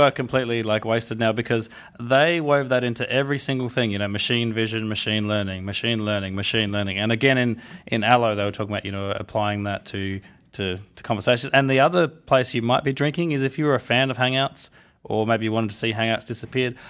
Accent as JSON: {"language": "English", "country": "Australia", "said": "I'm from Australia"}